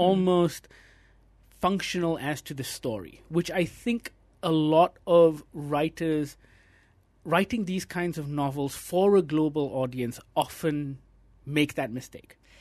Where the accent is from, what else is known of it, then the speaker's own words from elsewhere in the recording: Malaysia; As a Malaysian reader